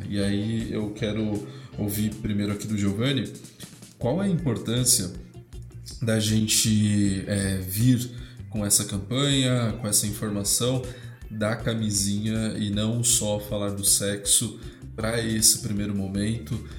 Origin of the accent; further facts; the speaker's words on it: São Paulo, Brazil; Hoje eu bato no peito e falo que eu sou do Grajaú sim com orgulho